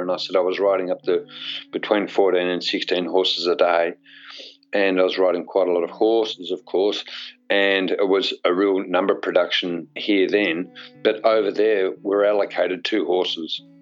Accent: Australia; also born or lived in England; as an Australian

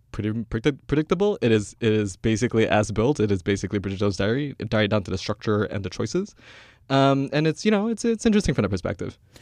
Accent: Kuala Lumpur, Malaysia; moved away as an adult; I'm Malaysian. Like, I'm born and raised in Kuala Lumpur. uh, only moved here in two thousand eight

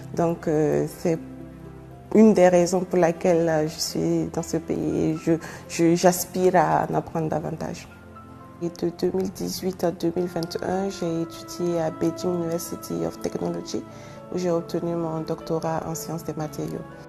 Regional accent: Ouagadougou, Centre, Burkina Faso; moved away as an adult; now in Chongqing, China; Je suis née au Burkina Faso, plus précisément à Ouagadougou

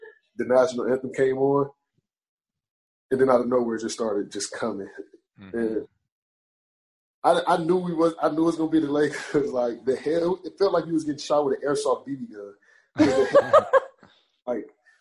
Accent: Cleveland, Ohio, United States; we're both from Cleveland

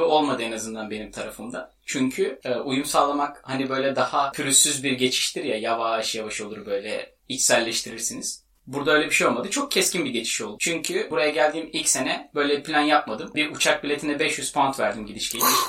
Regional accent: Istanbul, Turkey; İstanbul'un Güzide semtlerinde büyümüş ılık topolu bir insanım ben.

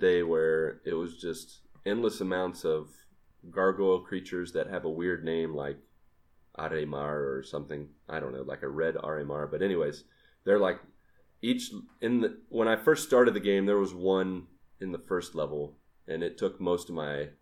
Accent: Grafton, West Virginia, United States; moved away; growing up in Grafton, West Virginia

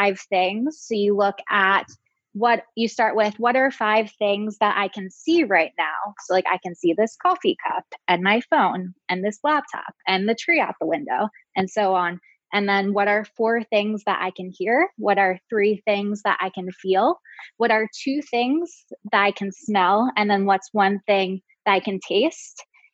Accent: Baltimore, Maryland, United States; now in Chicago, United States; I'm originally from Baltimore, which has its fair share of public education challenges, like Chicago, which is where I live now

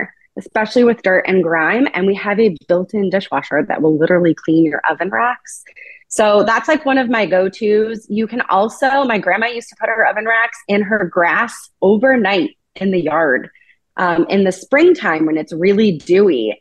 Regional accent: Sonoma, California, United States; I grew up in Sonoma

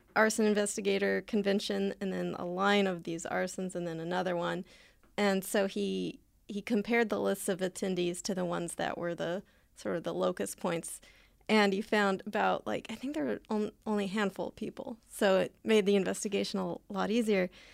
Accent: Southern California, United States; I live and I grew up in Southern California

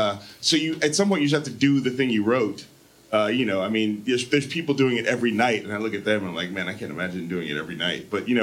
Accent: San Francisco, California, United States; I'm from San Francisco, so I like when things get weird.

